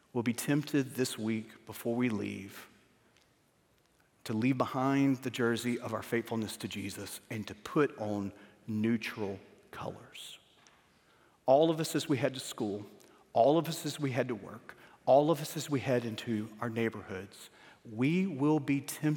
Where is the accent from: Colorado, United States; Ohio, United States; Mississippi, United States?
Mississippi, United States; Starkville; moved away as an adult; I was born in Starkville, Mississippi